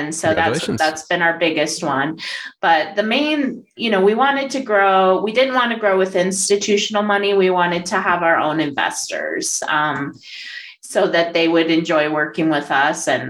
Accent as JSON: {"language": "English", "town": "Denver", "region": "Colorado", "country": "United States", "said": "I'm from Denver, Colorado, and I am a real estate syndicator and capital raiser."}